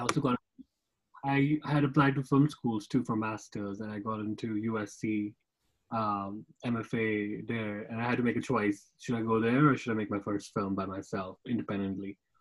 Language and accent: English; Jammu and Kashmir, India; moved away; I also worked in my hometown, Kashmir